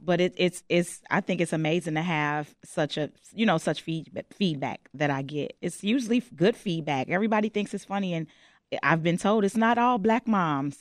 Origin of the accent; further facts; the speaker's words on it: Chicago, Illinois, United States; I'm born and raised on the West Side of Chicago.